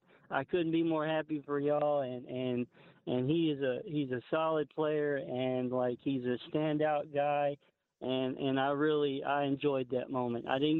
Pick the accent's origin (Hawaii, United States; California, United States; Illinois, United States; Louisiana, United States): Louisiana, United States; Lake Charles; now in Baytown, United States; I'm actually calling from Lake Charles, Louisiana. And I grew up with Jace Peterson. We were actually next door neighbors.